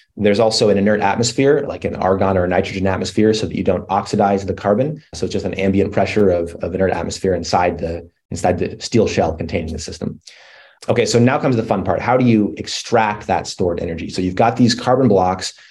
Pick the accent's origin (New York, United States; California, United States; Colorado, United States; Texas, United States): Colorado, United States; I grew up in Colorado in the mountains